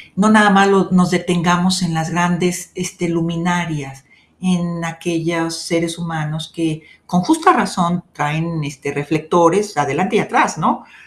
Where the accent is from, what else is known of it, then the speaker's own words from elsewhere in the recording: Guadalajara, Jalisco, Mexico; soy tapatía, 100% tapatía